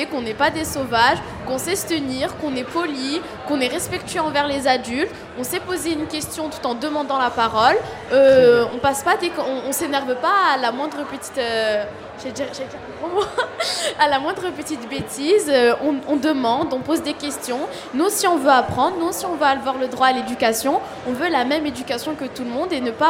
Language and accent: French; Marseille, Provence-Alpes-Côte d'Azur, France; Oui, j'ai été scolarisée au collège. De accompagne l'évêque. Et du coup, euh, souvent, euh, on me colle cette étiquette, euh, la cité, le quartier